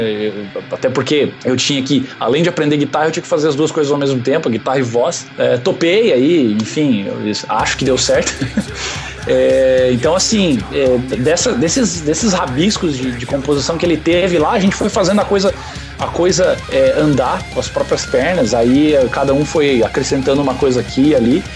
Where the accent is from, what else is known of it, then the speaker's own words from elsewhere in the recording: Santa Catarina, Brazil; now in Curitiba, Brazil; Eu, eu sou de Santa Catarina, é, numa região que é não, tá, não é tão frio que nem Lages